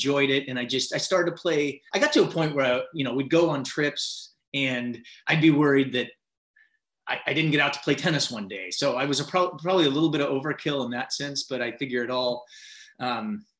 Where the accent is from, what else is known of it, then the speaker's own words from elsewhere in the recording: Mercer Island, Washington, United States; Grew up on Mercer Island